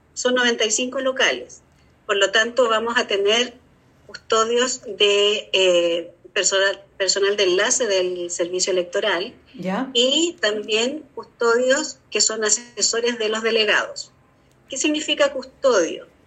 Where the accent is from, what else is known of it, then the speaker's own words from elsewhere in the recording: Chile; nosotros como chilenos